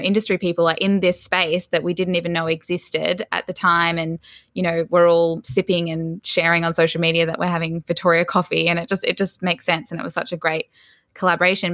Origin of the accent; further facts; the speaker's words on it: Sydney, New South Wales, Australia; also born or lived in Melbourne; I was actually born in Melbourne, but my parents moved to Sydney's northern beaches, so quite north. We were in Newport, which is fairly close to Palm Beach. I grew up there um, from about three years old